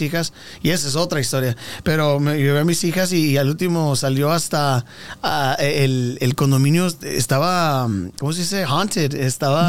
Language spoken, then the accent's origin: Spanish; Texas, United States; also born or lived in California; nací en California, me, voy a Texas y, y cuando nos vamos a Texas yo tenía nueve años.